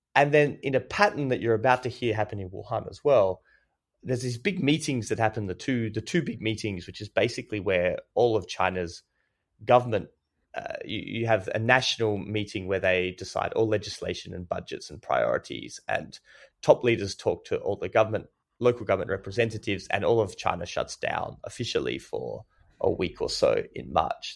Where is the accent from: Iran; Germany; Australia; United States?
Australia; I'm Australian